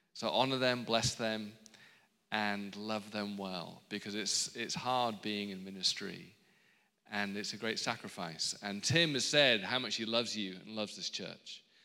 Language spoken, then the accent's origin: English; England, United Kingdom; now in Los Angeles, United States; I'm from England, but I have married an Australian